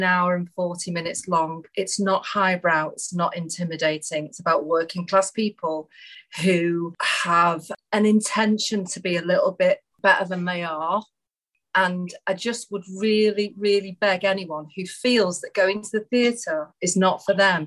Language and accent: English; Marple, North West England, United Kingdom; Marple Memories, which is the village that I lived